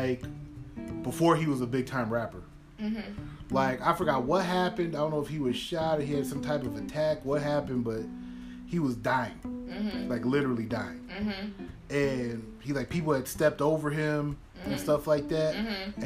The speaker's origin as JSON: {"language": "English", "town": "Chicago", "region": "Illinois", "country": "United States", "said": "I'm from Chicago"}